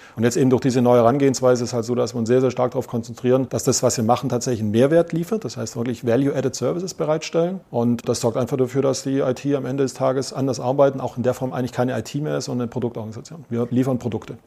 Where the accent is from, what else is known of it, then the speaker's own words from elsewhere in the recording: Swabia, Germany; accent: Swabian; Und ich versuche Hochdeutsch zu sprechen, bin Schwabe